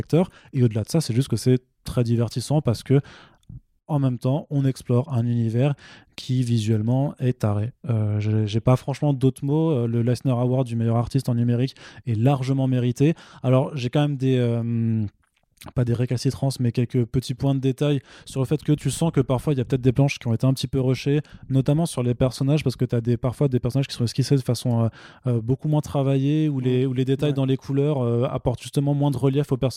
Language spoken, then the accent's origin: French; Italy; J'ai le droit. Je suis italien. J'ai la double nationalité.